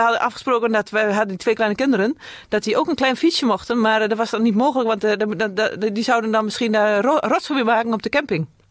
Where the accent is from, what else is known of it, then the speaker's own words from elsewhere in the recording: Heerde, Gelderland, Netherlands; Ik kom uit Heerde, dat is Noordveluwe